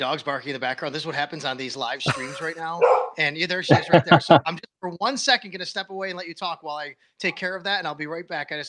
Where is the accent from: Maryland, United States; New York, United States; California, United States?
New York, United States; Buffalo; I grew up here in Buffalo